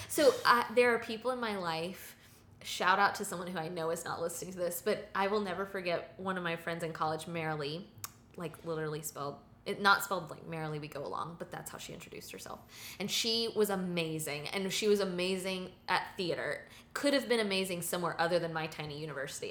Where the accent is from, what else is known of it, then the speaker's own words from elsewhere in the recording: the South, United States; As a Southerner, uh, lifelong Southerner living here